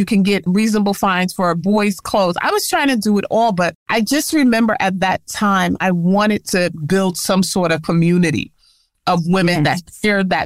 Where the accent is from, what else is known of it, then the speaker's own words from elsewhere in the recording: New York, United States; I was born and raised in New York, originally from the Bronx